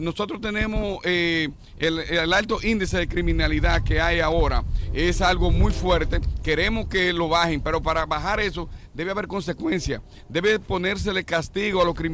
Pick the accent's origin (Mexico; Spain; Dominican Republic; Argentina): Dominican Republic; now in New York, United States; sí, la mayoría somos dominicanos todavía.